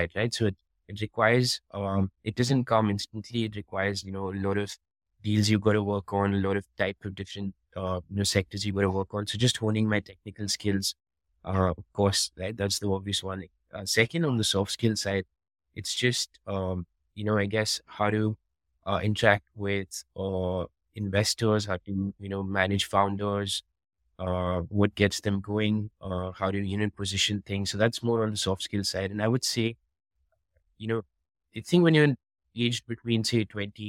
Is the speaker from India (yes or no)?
yes; Delhi, India; moved away as an adult; also born or lived in Singapore; I am Indian, but I am born and brought up in Delhi